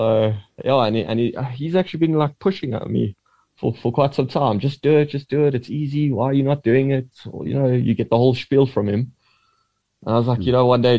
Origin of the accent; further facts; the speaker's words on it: Edenvale, Gauteng, South Africa; I'm from Johannesburg, Edenvale to be exact.